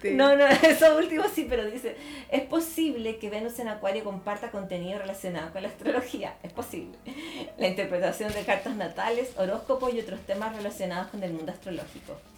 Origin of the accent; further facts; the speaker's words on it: Santiago, Santiago Metropolitan Region, Chile; also born or lived in Ñuñoa; Yo vivo en Macul. Yo no nací en Macul, pero desde los ocho años vivo en Macul.